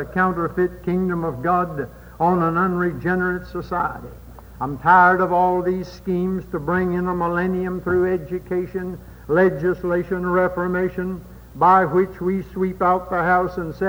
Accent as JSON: {"language": "English", "country": "United States", "tie": "born or raised there", "said": "I'm an American by birth"}